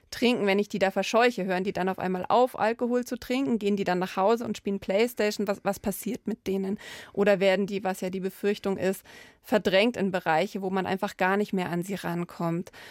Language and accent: German; Landsberg am Lech, Bavaria, Germany; Ja, ich habe natürlich einen ganz engen Bezug, weil es mich die Stadt sehr geprägt hat.